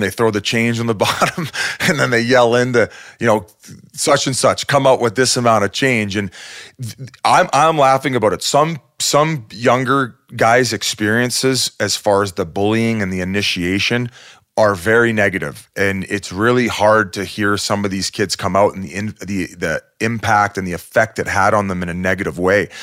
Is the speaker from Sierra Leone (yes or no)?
no; Welland, Ontario, Canada; I grew up in Welland, Ontario